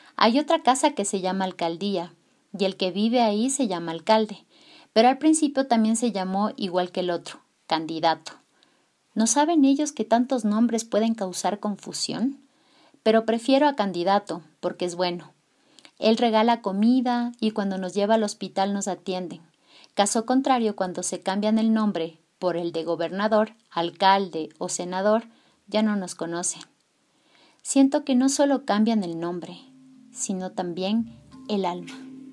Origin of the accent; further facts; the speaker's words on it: Tulcán, Carchi, Ecuador; soy de Tulcán, Ecuador